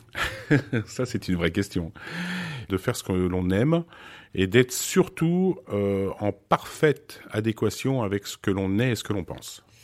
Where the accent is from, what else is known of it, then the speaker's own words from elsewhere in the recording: France; also born or lived in Beirut, Lebanon / Switzerland; je suis né effectivement à Beyrouth. J'ai été adopté. J'ai grandi en Suisse. pour arriver en France un peu plus tard, vers l'âge de, de 8-9 ans